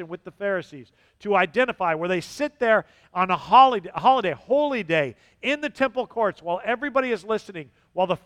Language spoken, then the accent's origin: English; Southern California, United States; moved away; I'm from Southern California